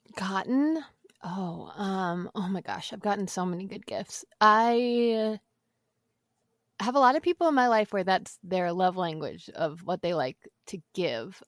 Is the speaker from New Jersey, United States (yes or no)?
no; Boston, Massachusetts, United States; I'm from Boston, so I grew up eating a lot of seafood